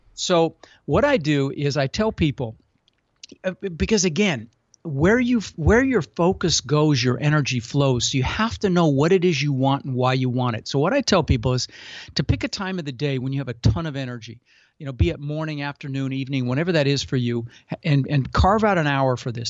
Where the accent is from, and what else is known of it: Denver, Colorado, United States; born or raised there; also born or lived in Netherlands